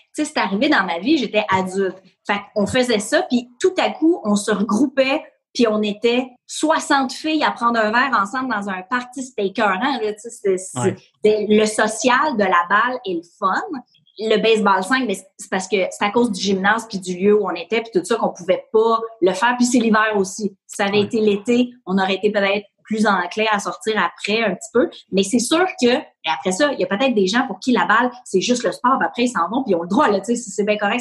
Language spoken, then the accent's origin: French; Ahuntsic, Quebec, Canada; j'ai grandi à Annecy